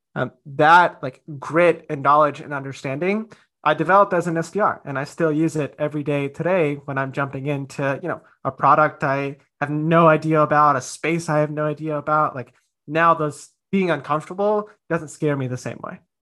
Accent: India; as an Indian

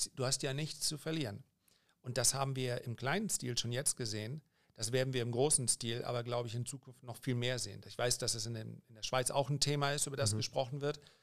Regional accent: Germany; die meisten meiner Landsleute

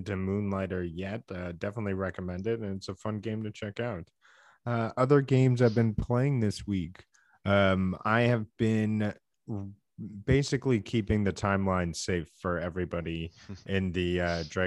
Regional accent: Canada; we are two Canadian game enthusiasts

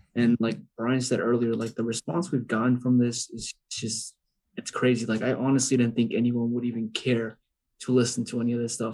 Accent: Arizona, United States; also born or lived in Los Angeles, California; I was born in Los Angeles and I moved to Arizona when I was four, four or five

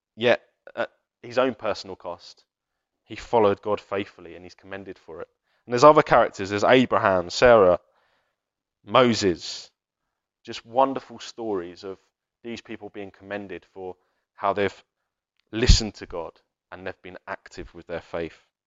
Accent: United Kingdom; We're, we're British

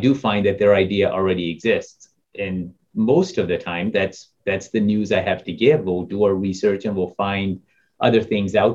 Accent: Topeka, Kansas, United States; I grew up in Topeka, Kansas

